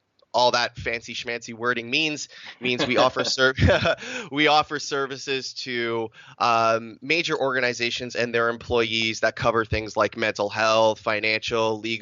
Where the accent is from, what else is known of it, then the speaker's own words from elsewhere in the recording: Canada; I'm Canadian Italian. I was born in Canada. Both my parents immigrated here from Italy back in the 60s.